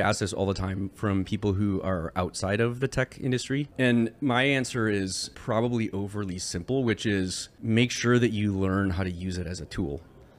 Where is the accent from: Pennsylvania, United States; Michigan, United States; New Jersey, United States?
Michigan, United States; Because I grew up in Michigan. So why don't I know this?